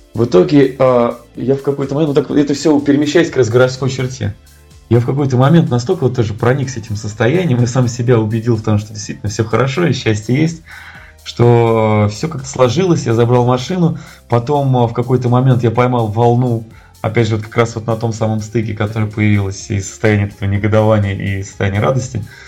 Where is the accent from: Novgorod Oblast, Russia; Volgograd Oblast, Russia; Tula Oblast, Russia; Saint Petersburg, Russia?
Tula Oblast, Russia; Tula; я сам из Тулы